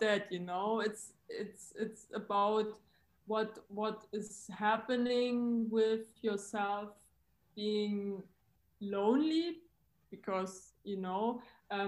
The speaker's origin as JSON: {"language": "English", "country": "Germany", "also_born_or_lived": "Frankfurt", "said": "from Germany. I'm currently based in Frankfurt."}